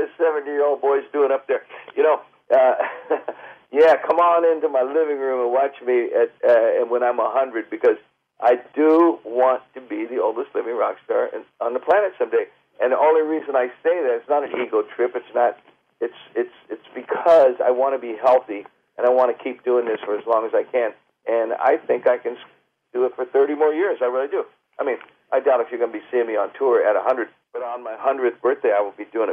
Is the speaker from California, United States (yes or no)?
yes; Marin County, California, United States; I'm from Marin